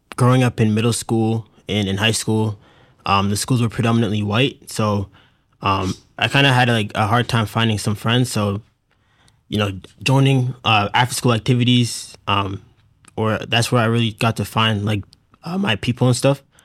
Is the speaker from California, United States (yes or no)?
no; Hingham, Massachusetts, United States; I'm from Hingham, Massachusetts.